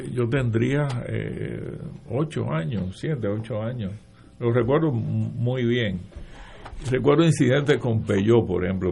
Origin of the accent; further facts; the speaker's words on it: Aguas Buenas, Puerto Rico; yo me crié en Aguabuena, Aguabuena, pues qué sé yo, eh, era como una especie de satélite de Cagua